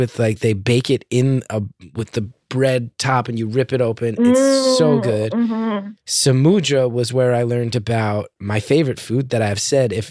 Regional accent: New Jersey, United States; I grew up in Jersey, North Jersey.

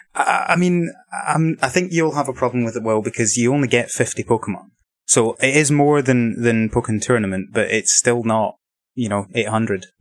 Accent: west of Scotland, United Kingdom; accent: Scottish; I'm, uh, from Scotland. Um, living in the east of Scotland, but, uh, originally from the west.

